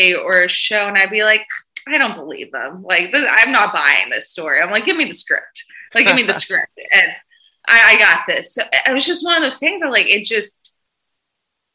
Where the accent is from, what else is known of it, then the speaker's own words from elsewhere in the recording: the South, United States; I'm from the South.